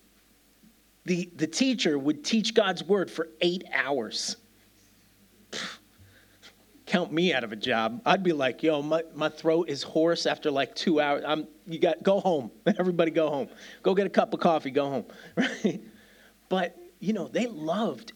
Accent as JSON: {"language": "English", "town": "New York City", "region": "New York", "country": "United States", "tie": "born or raised there", "moved": "yes", "lives_now": "Birmingham, United Kingdom", "said": "I'm a kid from New York City"}